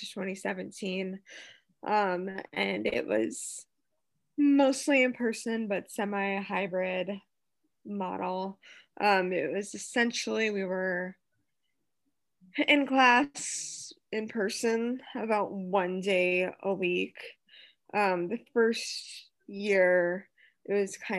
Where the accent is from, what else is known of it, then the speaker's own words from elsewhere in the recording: Detroit, Michigan, United States; born and raised in the Metro Detroit area